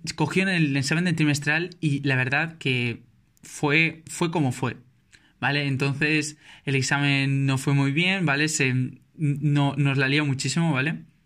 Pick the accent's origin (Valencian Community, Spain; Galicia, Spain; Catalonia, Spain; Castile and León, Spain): Valencian Community, Spain; Valencia; yo soy de Valencia